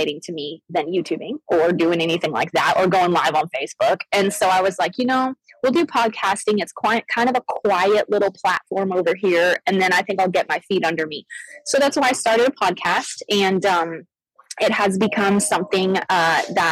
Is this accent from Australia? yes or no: no; Arizona, United States; I grew up in Arizona. I grew up actually a missionary kid.